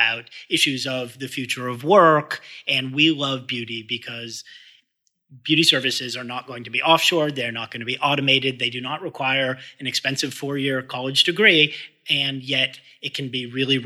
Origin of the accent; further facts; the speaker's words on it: Boston, Massachusetts, United States; I grew up in Boston